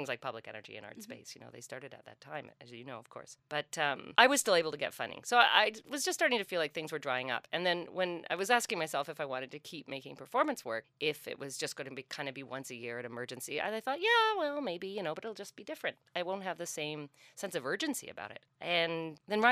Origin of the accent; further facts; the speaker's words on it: St. John's, Newfoundland and Labrador, Canada; moved away as an adult; now in Peterborough, Canada; I grew up in St. John's, and my parents were very involved in a kind of Newfoundland cultural renaissance